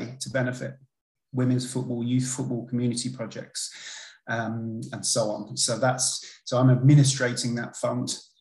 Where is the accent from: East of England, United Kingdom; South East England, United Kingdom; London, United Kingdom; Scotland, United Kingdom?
London, United Kingdom; first language English; also born or lived in Paris, France; my mum and dad, who were both English, were working there at the time, but they moved back when I was a toddler.